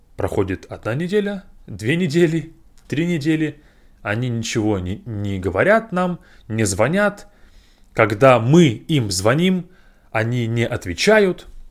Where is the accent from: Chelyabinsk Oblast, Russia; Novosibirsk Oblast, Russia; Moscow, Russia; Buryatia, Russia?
Novosibirsk Oblast, Russia; Novosibirsk; moved away; Я приехал в Новосибирск, в мой родной город